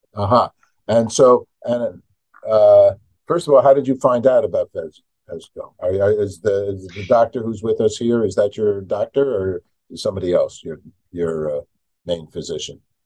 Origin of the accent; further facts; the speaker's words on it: New York, United States; I'm from New York